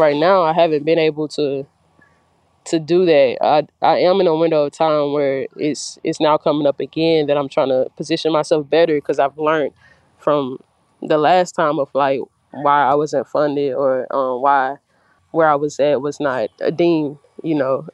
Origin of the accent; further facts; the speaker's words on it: Kosciusko, Mississippi, United States; also born or lived in Louisiana; I was raised here, actually, in Kosciuszko, Mississippi.